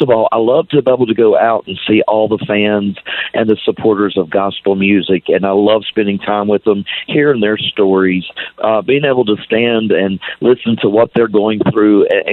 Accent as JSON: {"language": "English", "town": "Ripley", "region": "West Virginia", "country": "United States", "tie": "born or raised there", "moved": "as an adult", "said": "I grew up in West Virginia. I graduated from Ripley, West Virginia"}